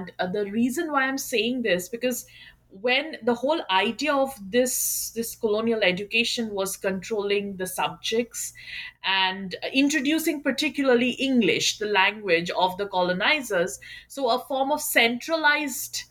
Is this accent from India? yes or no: yes; Kolkata, West Bengal, India; moved away as an adult; now in United States; I am from Kolkata, and I did my undergrad and master's from Jadavpur University in Kolkata itself